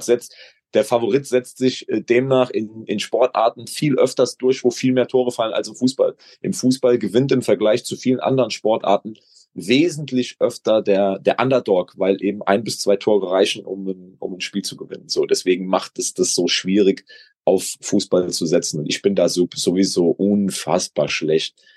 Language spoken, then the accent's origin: German; Gückingen, Rhineland-Palatinate, Germany; mein Heimatdorf Gückingen